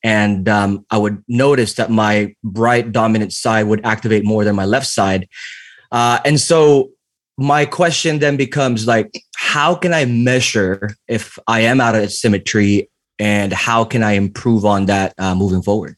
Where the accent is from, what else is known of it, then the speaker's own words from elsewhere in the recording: the Bay Area, California, United States; I'm also from the Bay.